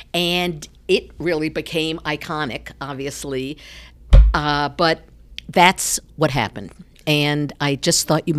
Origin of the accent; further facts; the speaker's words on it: New York, United States; now in Ohio, United States; I'm from New York. Didn't have a love for sports when I was growing up, came to Ohio and still didn't, you know, have a connection.